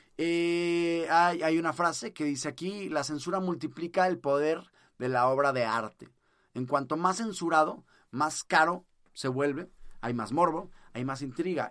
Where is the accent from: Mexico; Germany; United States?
Mexico; acá en México yo en mi país